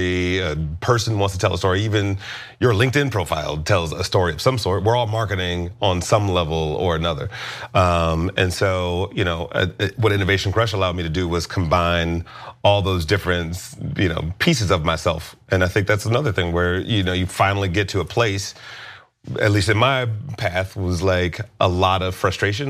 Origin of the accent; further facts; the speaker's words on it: Detroit, Michigan, United States; moved away as an adult; also born or lived in Los Angeles; I grew up in Detroit